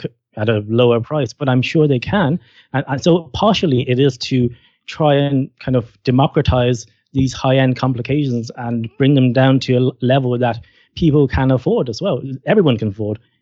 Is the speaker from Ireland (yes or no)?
yes; Ireland; I'm from Ireland, I'm Irish